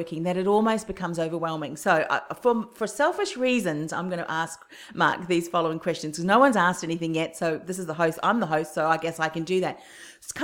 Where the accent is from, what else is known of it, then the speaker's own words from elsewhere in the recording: New Zealand; moved away; my home country, New Zealand